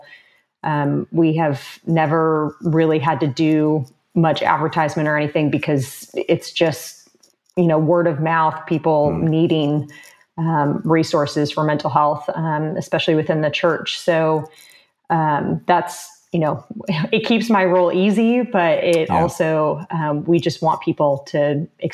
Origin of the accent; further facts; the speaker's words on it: Southern California, United States; now in Houston, United States; I am located in Houston. I'm actually originally from Southern California